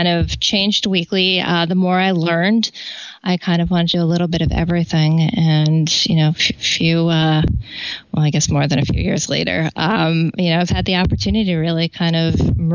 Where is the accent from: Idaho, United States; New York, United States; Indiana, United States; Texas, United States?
New York, United States; New York City; also born or lived in Boston / Washington, District of Columbia, United States; growing up in New York City.